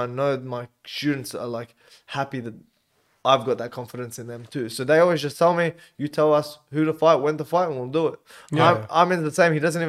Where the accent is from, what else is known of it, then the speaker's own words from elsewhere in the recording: Auburn, New South Wales, Australia; Growing up in Auburn. Yeah, growing up, being around all the kids in the area.